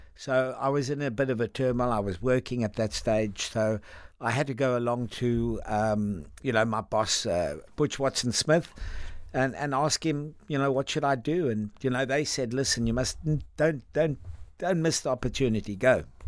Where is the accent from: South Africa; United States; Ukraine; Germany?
South Africa; Cape Town, Western Cape; moved away as an adult; also born or lived in Langebaan, South Africa / London, United Kingdom; now in United Kingdom; I sort of left uh, when I was around about four or five, we, we headed to Cape Town